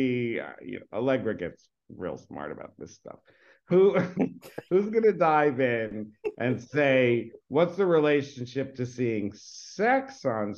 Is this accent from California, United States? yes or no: no; New York City, New York, United States; I grew up in New York